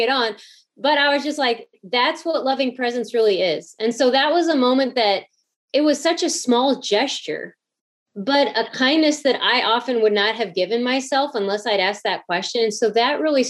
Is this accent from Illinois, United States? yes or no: yes; outside of St. Louis, Southern Illinois, United States; I grew up outside of St. Louis